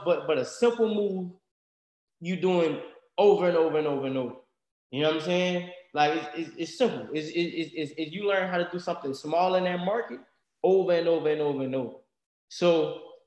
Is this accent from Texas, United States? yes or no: no; Louisiana, United States; we're from Louisiana country